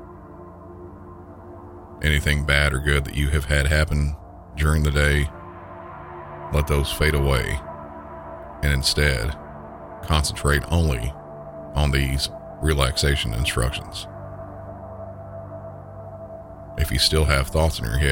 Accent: Southern, United States; accent: Southern; my normal Southern accent

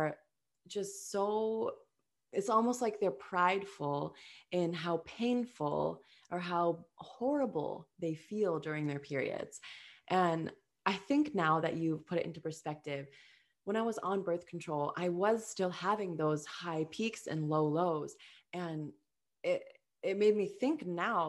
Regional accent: Minnesota, United States; we're from Minnesota

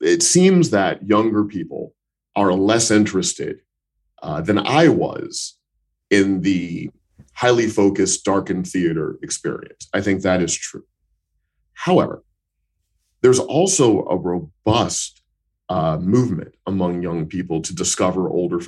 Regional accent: Missouri, United States; When I grew up in Missouri in the United States, in the American Midwest

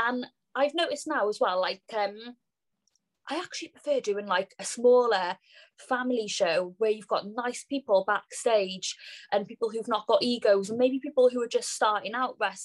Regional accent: Cardiff, Wales, United Kingdom; I'm from Cardiff, Wales

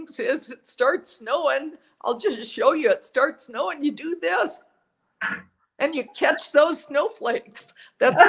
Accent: Minneapolis, Minnesota, United States; now in Santa Fe, United States; I grew up in Minneapolis. I've been in Santa Fe for 40 years

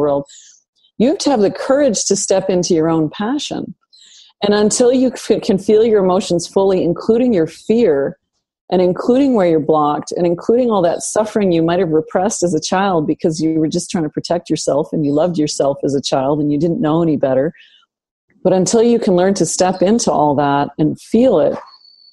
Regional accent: Northern Canada, Canada; I grew up in Northern Canada

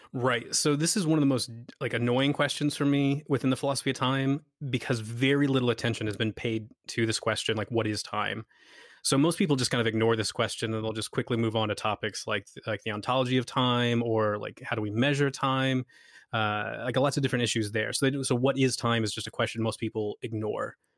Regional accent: United States; moved away as an adult; now in Scotland, United Kingdom; I'm from America, but I work in Scotland

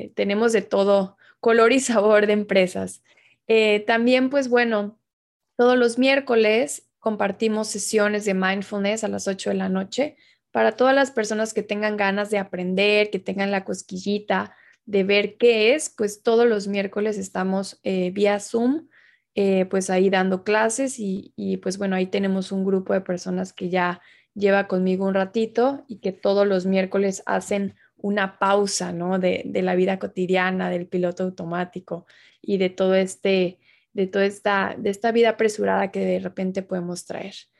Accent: Tabasco, Mexico; now in Mexico City, Mexico; yo soy originaria de Tabasco

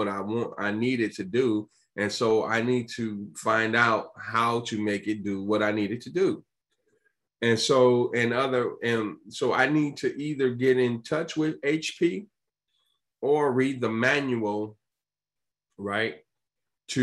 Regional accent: Chicago, Illinois, United States; I'm from Chicago

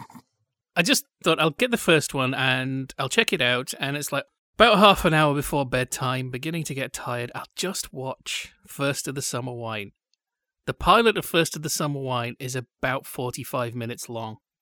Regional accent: Yorkshire and the Humber, United Kingdom; now in Orange County, United States; they haven't really heard of Yorkshire

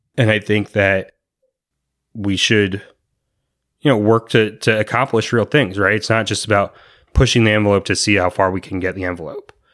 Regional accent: Virginia, United States; moved away as an adult; now in Anaheim, United States; I grew up in Virginia

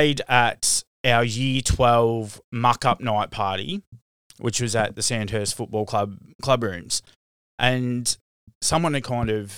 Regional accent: Bendigo, Victoria, Australia; also born or lived in Swan Hill, Victoria; I moved from Swan Hill to Bendigo the next year

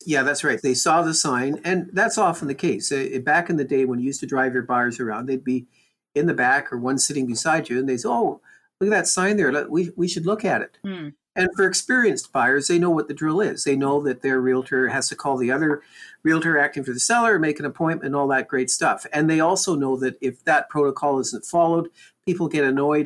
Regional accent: Canada; We're Canadian.

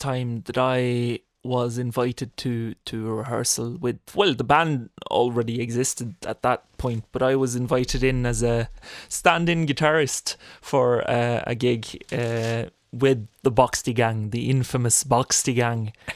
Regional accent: Norway; moved away; We're all pure, purebred Norwegians

